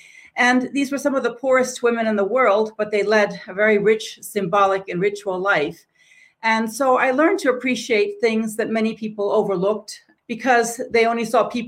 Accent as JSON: {"language": "English", "country": "Tanzania", "tie": "born or raised there", "said": "I think my path was a little different than Fatima's, but I grew up in Tanzania. I lived there 15 years"}